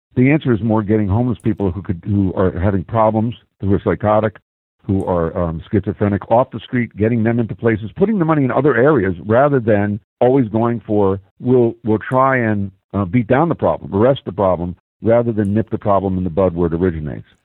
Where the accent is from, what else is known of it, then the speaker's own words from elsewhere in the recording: Philadelphia, Pennsylvania, United States; I come from Philly